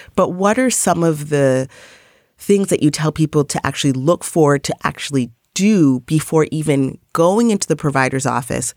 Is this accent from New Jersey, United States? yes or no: no; New York City, New York, United States; as a New Yorker